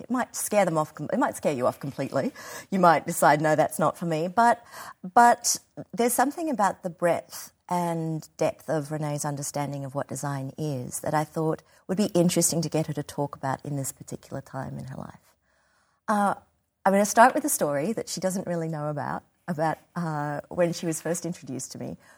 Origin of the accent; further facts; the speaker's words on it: Australia; being an Australian designer